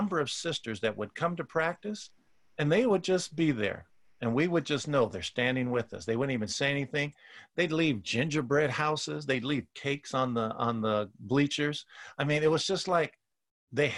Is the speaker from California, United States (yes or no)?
yes; Oakland, California, United States; growing up in Oakland